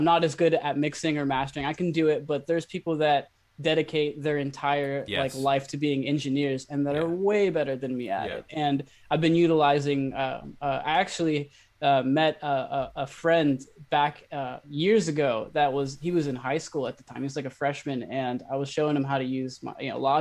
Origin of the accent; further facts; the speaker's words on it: Ukiah, California, United States; moved away as an adult; now in Los Angeles, United States; I started teaching music back in my hometown about 5 years ago